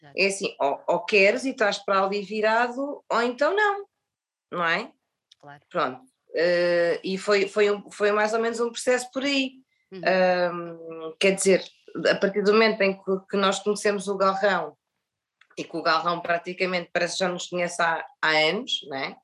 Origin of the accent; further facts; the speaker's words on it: Vila Real de Santo António, Algarve, Portugal; moved away; sou de Vila de Santo António e já estou cá há muitos anos